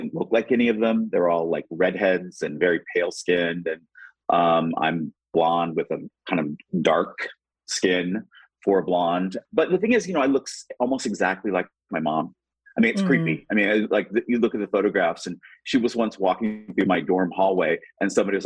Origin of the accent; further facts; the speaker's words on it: Indianapolis, Indiana, United States; moved away; also born or lived in New York; I'm 55 and I am from Indianapolis.